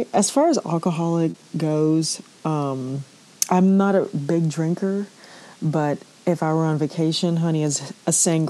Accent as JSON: {"language": "English", "region": "Port of Spain", "country": "Trinidad & Tobago", "tie": "born there", "said": "So I was born in, I guess, Port of Spain General Hospital, which is in the city."}